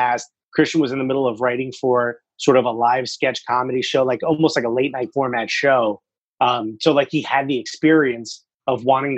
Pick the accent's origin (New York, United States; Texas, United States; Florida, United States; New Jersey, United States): New Jersey, United States; Newark; I grew up in Newark